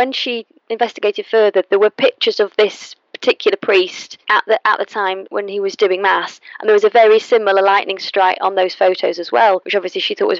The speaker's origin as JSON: {"language": "English", "town": "Manchester", "region": "North West England", "country": "United Kingdom", "said": "I'm from Manchester"}